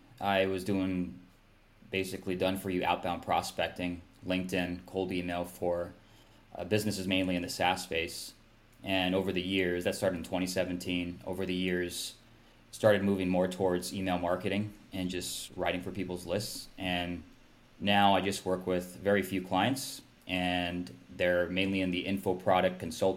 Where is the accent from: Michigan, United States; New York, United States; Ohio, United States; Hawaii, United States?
Hawaii, United States; moved away as an adult; now in Seattle, United States; so I've lived in Seattle the last 10 years or so. So West Coast. I'm originally from Hawaii. Went to college up here and then just ended up staying after.